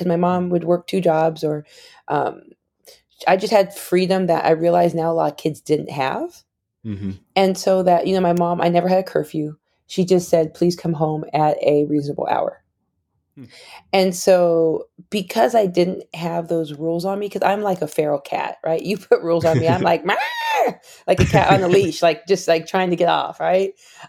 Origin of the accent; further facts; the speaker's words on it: Arizona, United States; I grew up in Arizona, 5 minutes from the Mexican border. So a majority minority city.